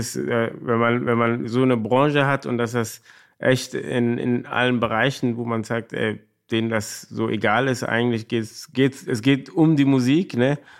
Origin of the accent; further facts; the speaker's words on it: Cologne, North Rhine-Westphalia, Germany; ich bin in Korweiler groß geworden